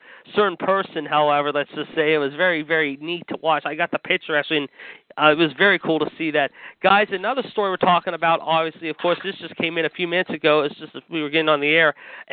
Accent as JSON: {"language": "English", "town": "Pittsburgh", "region": "Pennsylvania", "country": "United States", "tie": "born or raised there", "said": "live from my hometown of Pittsburgh, Pennsylvania."}